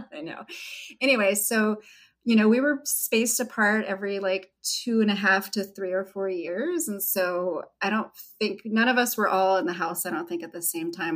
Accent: Red Bluff, California, United States; I grew up outside of Red Bluff in Derryville. There were about 175 people there

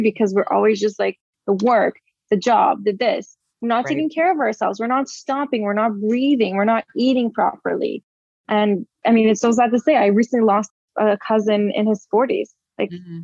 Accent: Brazil; I was born and raised in Brazil

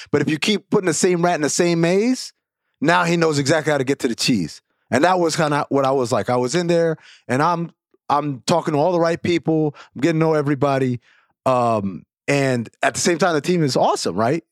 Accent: New York, United States; I'm from New York. I grew up a huge Knicks fan

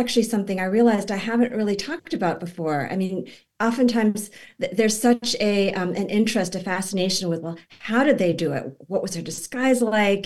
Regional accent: Boston, Massachusetts, United States; it's in Boston, it's in my hometown

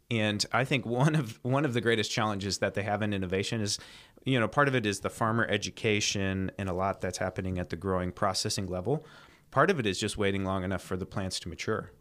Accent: United States; moved away as an adult; also born or lived in China; I'm an American.

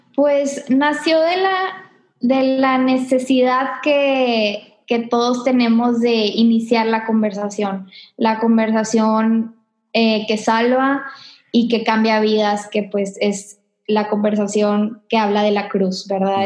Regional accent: Monterrey, Nuevo León, Mexico; yo soy aquí de Monterrey, tengo toda mi vida acá

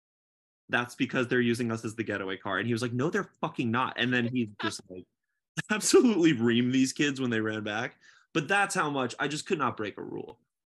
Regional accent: New Jersey, United States; I grew up in Jersey

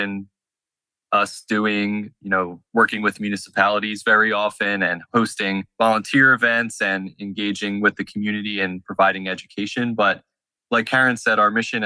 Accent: Plymouth Meeting, Pennsylvania, United States; my hometown in the suburbs in the Plymouth Meeting and White Marsh area

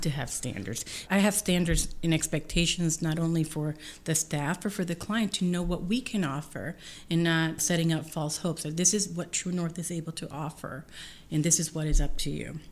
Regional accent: Puerto Rico; now in Columbia, Missouri, United States

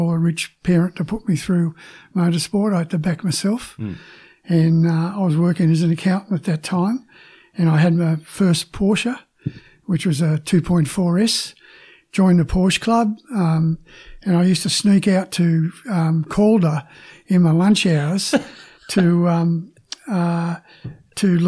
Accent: Sydney, New South Wales, Australia; moved away as an adult; now in Melbourne, Australia; In Sydney. I'm ex-Sydney, Cronulla Southern District.

